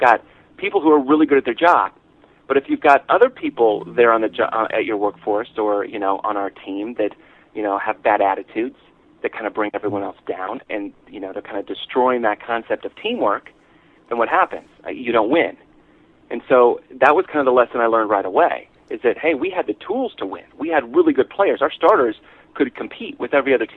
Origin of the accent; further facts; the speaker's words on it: Omaha, Nebraska, United States; moved away; As a high school senior, I'm from Omaha, Nebraska